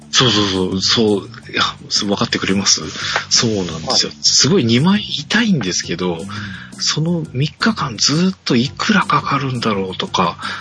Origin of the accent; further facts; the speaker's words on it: Japan; 僕の地元地域、地元のと一緒ではないんですが、まあ、お隣の川崎の